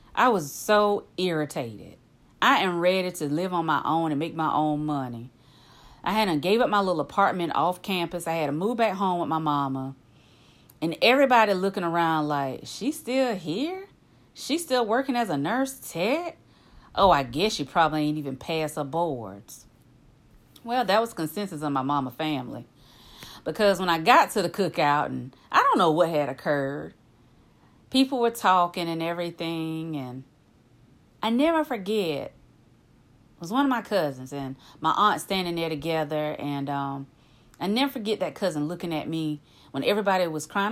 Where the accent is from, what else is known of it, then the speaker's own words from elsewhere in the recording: the backwoods of the South, United States; I'm from the backwoods of the South now